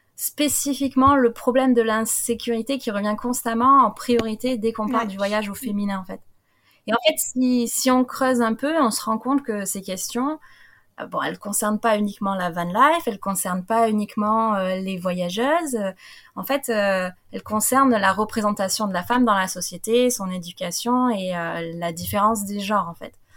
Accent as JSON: {"language": "French", "country": "France", "said": "moi en tant que petite française"}